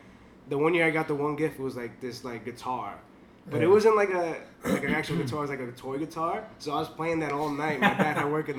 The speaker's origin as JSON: {"language": "English", "town": "Sassano", "region": "Campania", "country": "Italy", "said": "I'm from Sassano."}